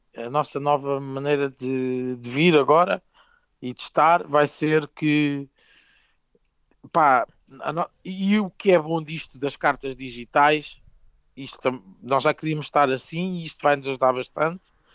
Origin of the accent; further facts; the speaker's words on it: Ribatejo, Portugal; Somos muito portugueses e muito ribatejantes